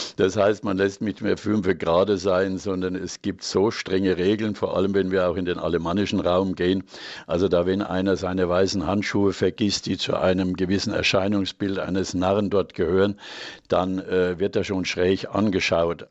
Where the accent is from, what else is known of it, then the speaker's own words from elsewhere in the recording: Franconia, Bavaria, Germany; bei uns in Franken